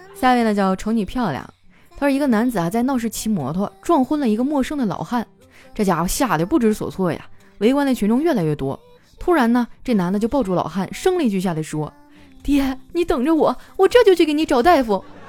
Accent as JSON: {"language": "Chinese", "region": "Northeast China", "country": "China", "said": "我们东北人哈，最爱干的事儿就是洗澡"}